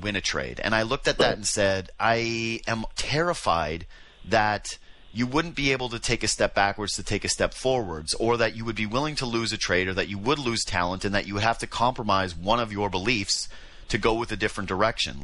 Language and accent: English; Whitehorse, Yukon, Canada; now in Toronto, Canada; I'm from Whitehorse.